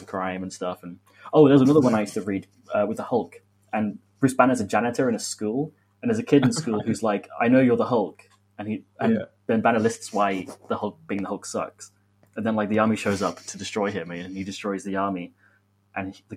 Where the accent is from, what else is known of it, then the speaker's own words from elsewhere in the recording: Oxford, South East England, United Kingdom; moved away; I am originally from Oxford